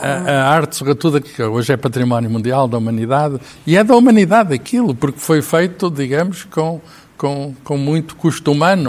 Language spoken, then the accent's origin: Portuguese; Lisbon, Portugal; citadino, que nascido e criado em Lisboa